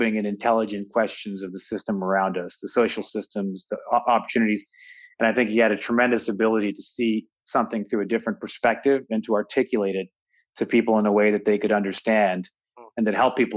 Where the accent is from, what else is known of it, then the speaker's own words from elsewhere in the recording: Toronto, Ontario, Canada; moved away; also born or lived in United States; I grew up in Toronto.